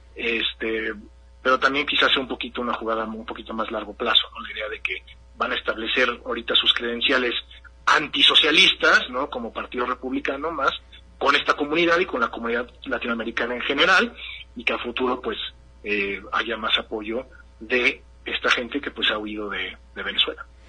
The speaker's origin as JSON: {"language": "Spanish", "area": "interior of the United States", "region": "Midwest", "country": "United States", "said": "es de donde yo soy, ¿no? Donde están mis abuelos de 91 años, están en Wisconsin"}